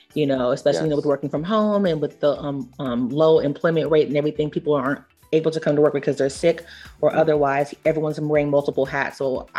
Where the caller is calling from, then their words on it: Atlanta, Georgia, United States; I'm streaming from Atlanta, Georgia.